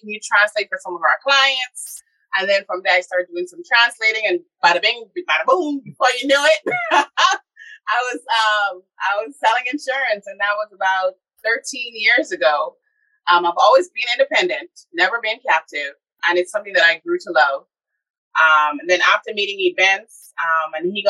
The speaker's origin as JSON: {"language": "English", "town": "Nassau", "region": "New Providence", "country": "Bahamas", "tie": "born or raised there", "also_born_or_lived": "Haiti (parents)", "moved": "yes", "lives_now": "United States", "said": "I'm originally from the Bahamas, Nassau, born and raised"}